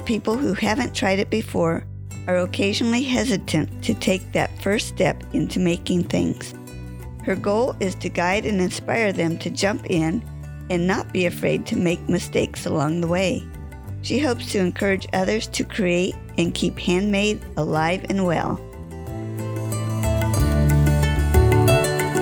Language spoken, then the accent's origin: English; California, United States; I grew up in California